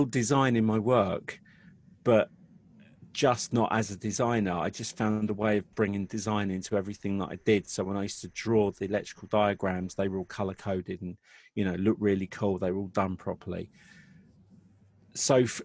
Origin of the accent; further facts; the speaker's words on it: Watford, East of England, United Kingdom; also born or lived in Southall, London; we moved out and we moved to Watford when I was 10